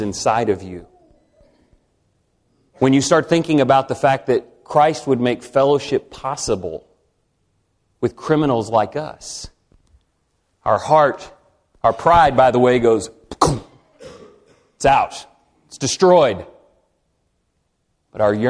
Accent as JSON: {"language": "English", "region": "Texas", "country": "United States", "said": "I'm from Texas"}